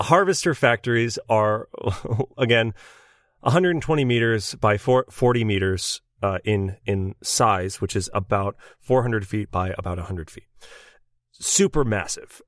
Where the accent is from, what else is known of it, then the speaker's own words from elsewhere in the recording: United States; we are American